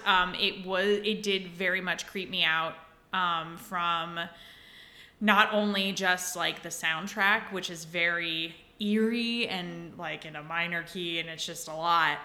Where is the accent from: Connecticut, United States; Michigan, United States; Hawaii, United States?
Hawaii, United States; Big Island; on the side of the island where my hometown is, it is humid.